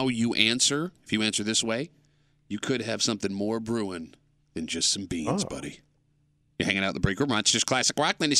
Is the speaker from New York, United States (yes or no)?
yes; Gates, New York, United States; I grew up in Gates, man.